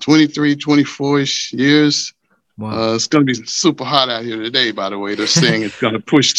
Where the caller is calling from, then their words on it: New York, United States; I'm in New York. New York.